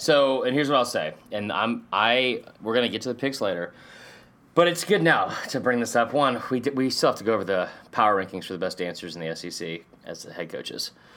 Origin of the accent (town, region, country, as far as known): Stone Mountain, Georgia, United States; born or raised there